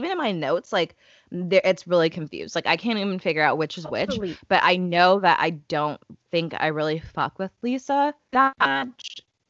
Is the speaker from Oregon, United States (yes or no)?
no; Chicago, Illinois, United States; I'm from Chicago